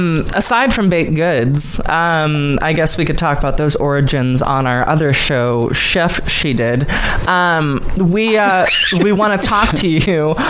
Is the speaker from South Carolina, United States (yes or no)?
no; Southern California, United States; now in New York, United States; I'm from Southern California.